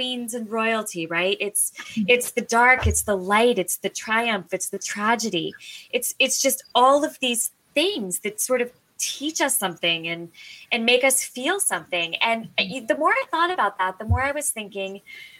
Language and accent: English; Florida, United States; I grew up in Florida.